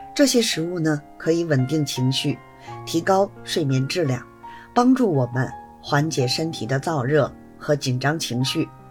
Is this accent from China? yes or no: yes; Beijing, China; 我是北京的